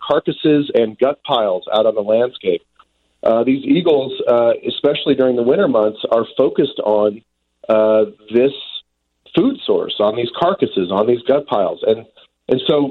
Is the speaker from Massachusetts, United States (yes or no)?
no; Decatur, Illinois, United States; also born or lived in Monticello, Illinois; now in Montana, United States; Growing up in central Illinois